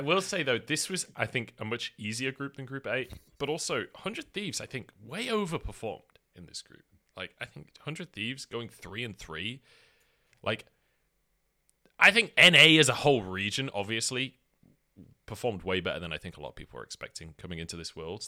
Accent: United Kingdom; I'm British

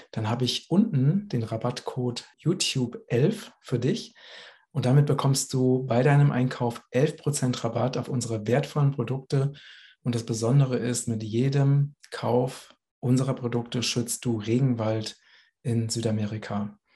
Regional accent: Hesse, Germany; now in Portugal; liebe Grüße nach Hessen, in mein Heimatland, aus Portugal.

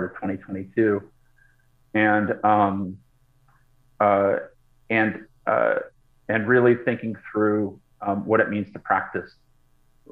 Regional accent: Boston, Massachusetts, United States; born or raised there; moved away as an adult; now in Los Angeles, United States

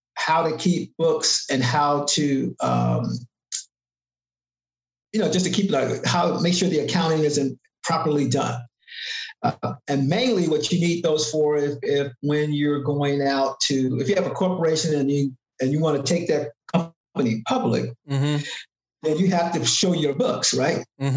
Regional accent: Chicago, Illinois, United States; now in Sacramento, United States; where I'm from, that's all the way back from Chicago

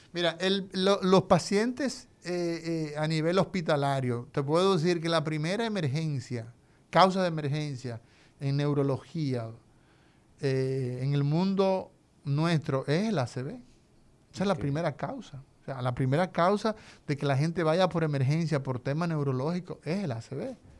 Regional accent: Dominican Republic

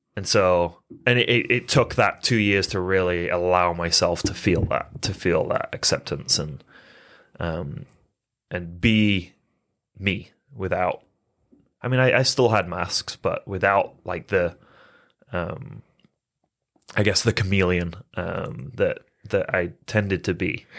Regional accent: England, United Kingdom; moved away as an adult; also born or lived in Phoenix, Arizona, United States; I was born and raised in England. Um, lived there till I was eighteen and then moved to Phoenix, Arizona area.

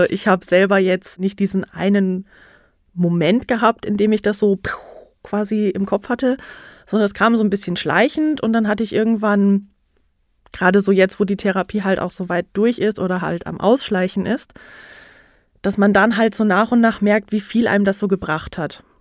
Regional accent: North Rhine-Westphalia, Germany; now in Nuremberg, Germany; ich komme ursprünglich auch aus NRW, dem mhm. schönen NRW, wohne in Nürnberg jetzt

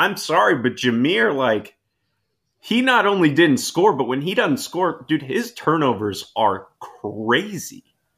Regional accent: Indianapolis, Indiana, United States; Coming at I'm straight from Indianapolis.

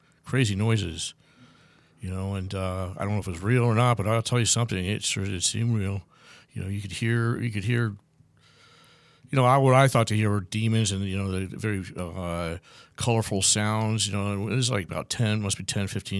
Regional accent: Los Angeles, California, United States; also born or lived in Bakersfield; I'm from Southern California area, Los Angeles, and you know, I grew up in the LA, North LA area

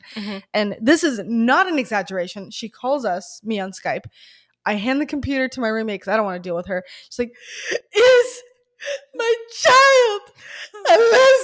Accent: Birmingham, Alabama, United States; moved away as an adult; I grew up in Alabama, Birmingham, Alabama. I grew up with Russian family, Ukrainian family

